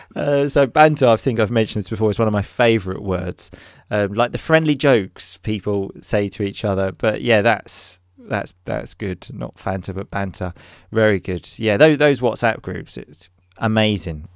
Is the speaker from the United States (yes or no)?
no; England, United Kingdom